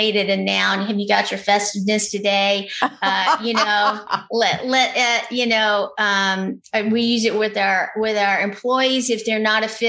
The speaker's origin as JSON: {"language": "English", "region": "Louisiana", "country": "United States", "said": "I'm from Louisiana"}